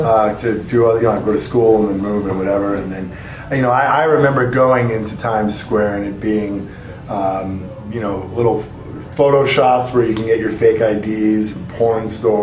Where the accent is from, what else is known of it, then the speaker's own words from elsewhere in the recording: New York, United States; so I grew up in Queens.